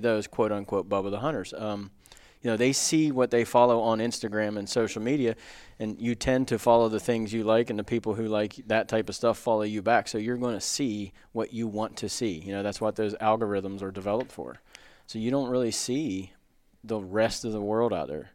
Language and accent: English; near Frostburg, Maryland, United States; pretty cool place to grow up. I grew up hunting three states, Maryland, West Virginia, and Pennsylvania